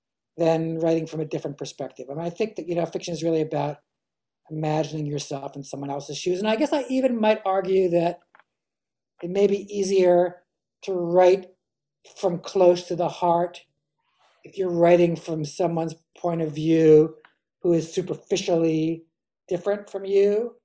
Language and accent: English; East Coast, United States; whereas I grew up on the East Coast